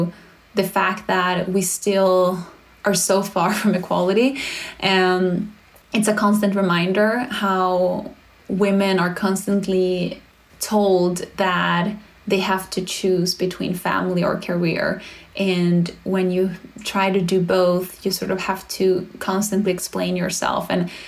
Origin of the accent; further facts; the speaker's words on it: Sweden; English is a second language; now in United States; I get reminded that we live in America where there is no support from others. I come from Sweden, so sometimes I forget how the system is just so incredibly broken in the US